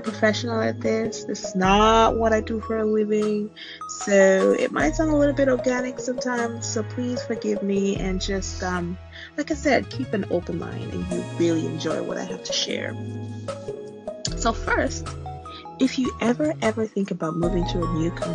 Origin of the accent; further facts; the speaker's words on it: Nigeria; moved away as an adult; now in United States; I am Nigerian born